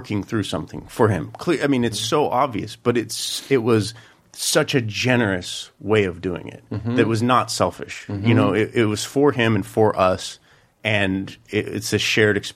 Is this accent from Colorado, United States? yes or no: yes; Colorado, United States; I grew up in Colorado with my mother